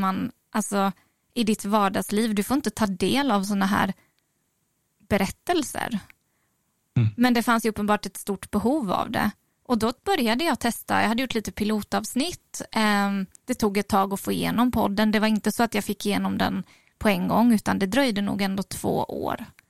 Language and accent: Swedish; Oskarshamn, Kalmar County, Sweden; moved away as an adult; also born or lived in Falun; now in Stockholm, Sweden; Jag är född i Falun från början. Um, och flyttade ju hit då, alltså det här kommer jag inte ihåg, jag var ju tre månader. Så att jag växte upp i Mockebo